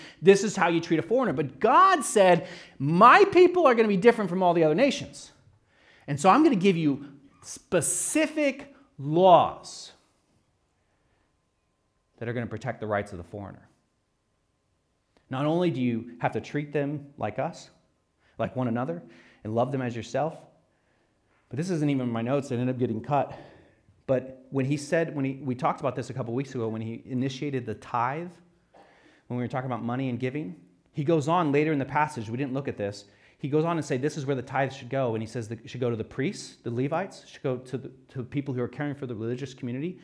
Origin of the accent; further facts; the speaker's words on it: United States; I'm American